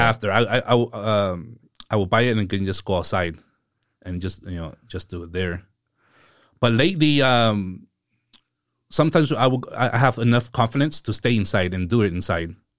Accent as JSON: {"language": "English", "town": "Seaside", "region": "California", "country": "United States", "tie": "born or raised there", "also_born_or_lived": "San Jose", "said": "I'm from, um, Seaside. So I was born in San Jose, and few months after I was born, we moved to Seaside, and I've been here ever since"}